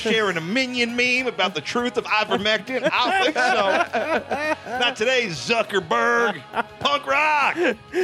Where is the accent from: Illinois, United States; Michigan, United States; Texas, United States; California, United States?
California, United States; Orange County; I fucking grew up in OC, and it's the weirdest pocket of Orange County people